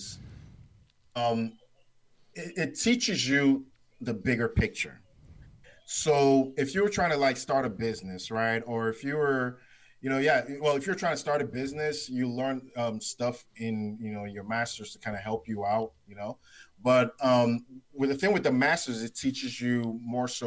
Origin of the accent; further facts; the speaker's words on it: Nigeria; I'm Nigerian, right? I'm Nigerian